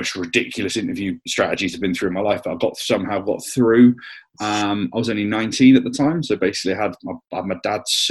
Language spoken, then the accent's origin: English; Somerset, South West England, United Kingdom; I'm just down from Somerset